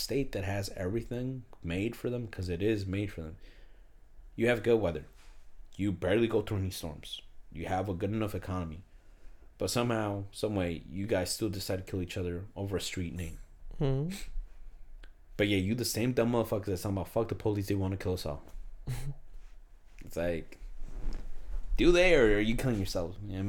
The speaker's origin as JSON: {"language": "English", "region": "New Jersey", "country": "United States", "also_born_or_lived": "Mexico", "said": "I'm from Jersey"}